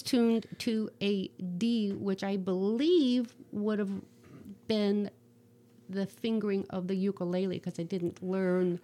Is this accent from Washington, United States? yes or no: no; Rising Sun, Ohio, United States; moved away as an adult; also born or lived in North Carolina; I'm from Northwest Ohio. I grew up in a little town called Rising Sun, which is like 35 miles southeast of Toledo.